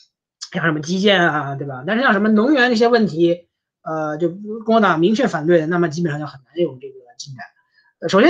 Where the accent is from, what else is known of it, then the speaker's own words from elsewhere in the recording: United States; 当然，我们美国人民让我们失望的这个可能性永远不能让人低估。